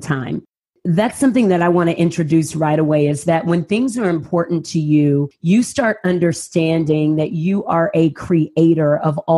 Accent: San Antonio, Texas, United States; I grew up in San Antonio, Texas. I moved to San Antonio when I was, was moved by my family when I was 6 weeks old

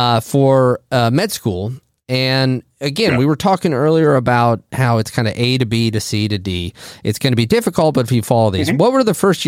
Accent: Illinois, United States; I am very much from Illinois.

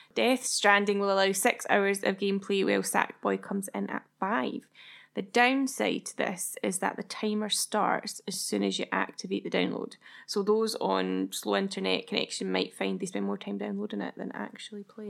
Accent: Scotland, United Kingdom; We're Scottish, so we say Kena

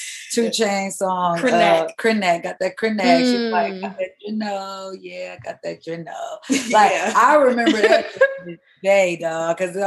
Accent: Milwaukee, Wisconsin, United States; now in Texas, United States; That was my crew of friends in Wisconsin. We were all singing. And then, we're from Milwaukee.

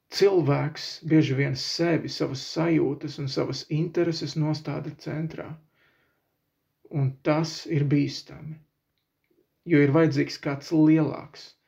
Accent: Latvia

